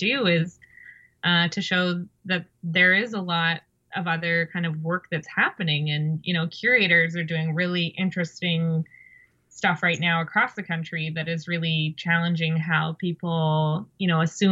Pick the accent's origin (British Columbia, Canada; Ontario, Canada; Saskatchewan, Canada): British Columbia, Canada; Galiano Island; moved away as an adult; also born or lived in Montreal, Canada; now in Toronto, Canada; growing up in Coast Salish territory and being Coast Salish